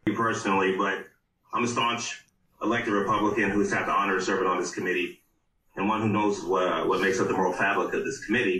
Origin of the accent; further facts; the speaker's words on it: Los Angeles, California, United States; I grew up on Watts